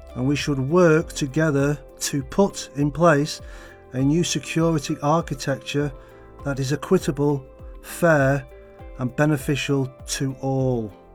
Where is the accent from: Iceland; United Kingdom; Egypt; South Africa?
United Kingdom; now in Beijing, China; from the United Kingdom and I work in the education sector in Beijing